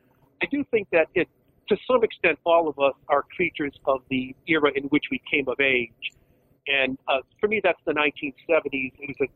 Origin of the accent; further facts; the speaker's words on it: Connecticut, United States; now in Rochester, United States; I'm originally from Connecticut, but I now live in Rochester, New York.